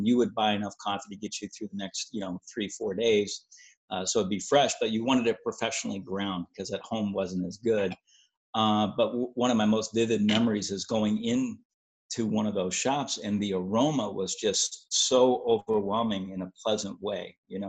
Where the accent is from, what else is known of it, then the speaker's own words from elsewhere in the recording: Augsburg, Bavaria, Germany; Well, like I said, I grew up in Europe, but my hometown, I was born in Augsburg, Germany.